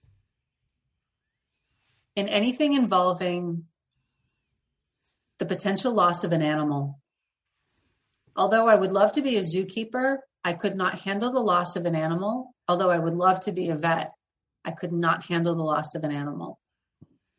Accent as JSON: {"language": "English", "area": "between the Cape and Boston", "region": "Massachusetts", "country": "United States", "tie": "born or raised there", "moved": "yes", "lives_now": "New Hampshire, United States", "said": "I'm from the Northeast and I grew up in Massachusetts"}